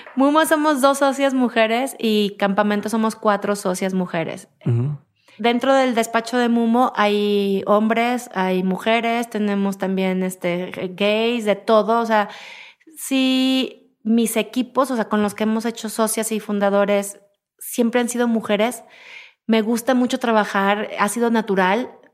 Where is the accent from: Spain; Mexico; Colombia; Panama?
Mexico; quiénes somos los mexicanos